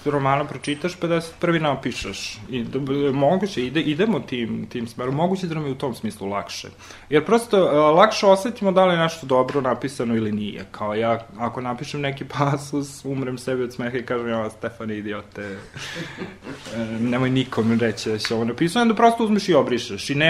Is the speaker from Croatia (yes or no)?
no; Riđica, Vojvodina, Serbia; moved away; ja sam onaj dečak što je rastao u jednom selu malom, kome mama i tata nisu bili režiseri, glumci, pevači, kulturni radnici, što god, prosto smo došli nijotkuda, odakle se iz Riđice